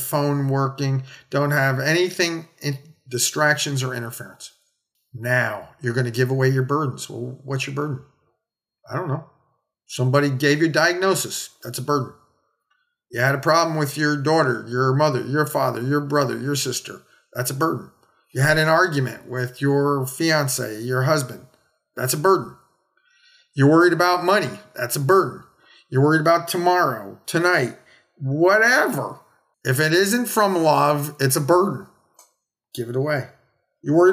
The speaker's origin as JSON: {"language": "English", "country": "United States", "said": "I'm an American. I'm a doctor"}